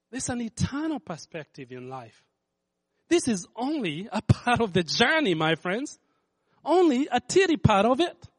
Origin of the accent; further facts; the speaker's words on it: Kenya; moved away; I grew up in Kenya